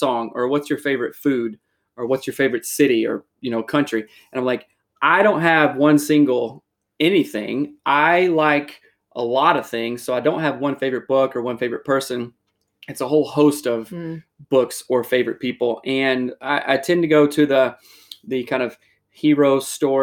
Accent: South Carolina, United States; moved away as an adult; now in Seattle, United States; I'm from South Carolina originally

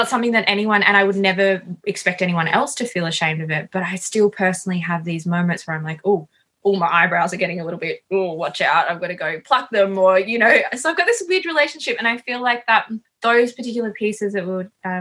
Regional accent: Sunshine Coast, Queensland, Australia; I grew up on the Sunshine Coast in Queensland.

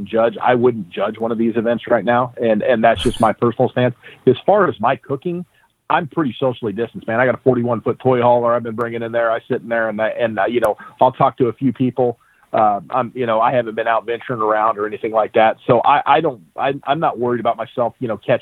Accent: Springfield, United States; I'm from Springfield, and that's where I started cooking.

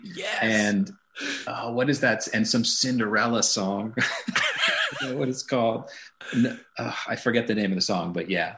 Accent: Santa Monica, California, United States; I grew up in Santa Monica, California

